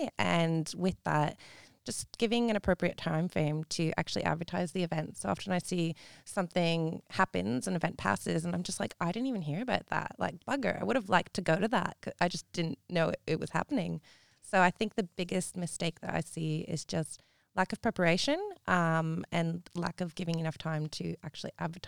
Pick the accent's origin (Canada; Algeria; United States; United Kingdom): Canada; now in Perth, Australia; I'm from Canada.